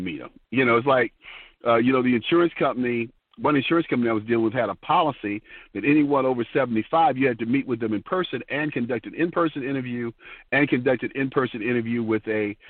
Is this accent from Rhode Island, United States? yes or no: no; Detroit, Michigan, United States; growing up in Detroit